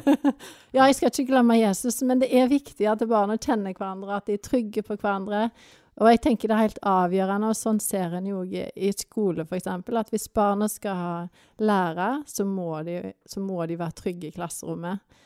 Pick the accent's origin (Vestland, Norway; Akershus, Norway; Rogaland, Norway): Rogaland, Norway; Vats; also born or lived in Tysvær / Africa; now in Førresfjorden, Norway; Jeg er egentlig fra Vats, men vi har havna i Tysvær